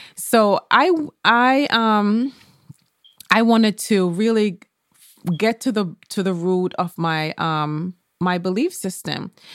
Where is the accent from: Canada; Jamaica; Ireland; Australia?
Jamaica; I remember when I was a child growing up in Jamaica